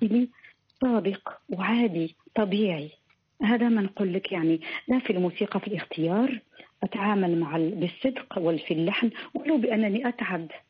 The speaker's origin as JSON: {"language": "Arabic", "country": "Morocco", "said": "وانا كامراه مغربيه مسلمه"}